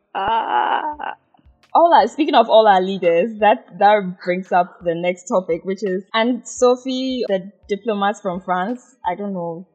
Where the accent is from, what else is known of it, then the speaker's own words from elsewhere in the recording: Ghana; growing up in Ghana